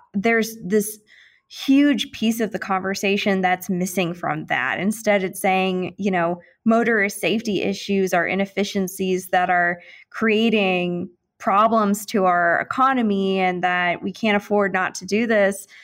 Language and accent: English; St. Louis, Missouri, United States; moved away; I'm from St. Louis. I travel home a lot.